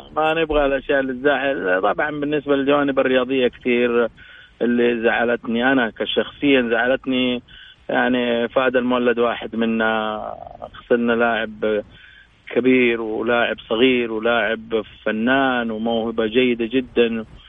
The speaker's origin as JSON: {"language": "Arabic", "country": "Saudi Arabia", "said": "إحنا كسعوديين"}